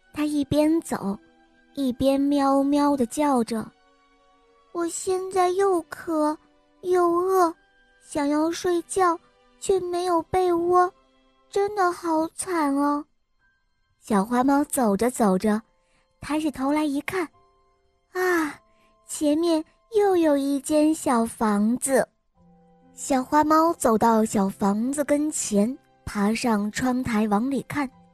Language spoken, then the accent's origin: Chinese; Weihai, Shandong, China; 我来自威海，我见五岁了